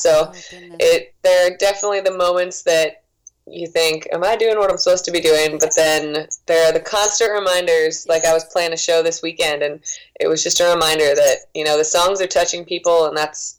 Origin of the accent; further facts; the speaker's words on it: Waconia, Minnesota, United States; moved away as an adult; also born or lived in Philadelphia, Pennsylvania / New Jersey / Boston, Massachusetts; now in Nashville, United States; I lived there for a very short time. I spent most of my childhood in Waconia, Minnesota, but I was born in Philly and moved to New Jersey shortly after, and now I'm in Nashville.